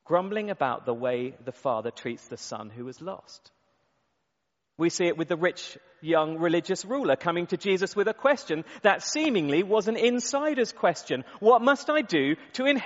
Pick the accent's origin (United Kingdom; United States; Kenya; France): United Kingdom; we're British